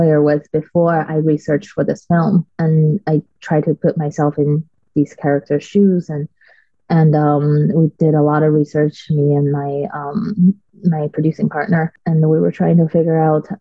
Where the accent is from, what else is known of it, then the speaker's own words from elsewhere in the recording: California, United States; moved away as an adult; also born or lived in New York; I went home to California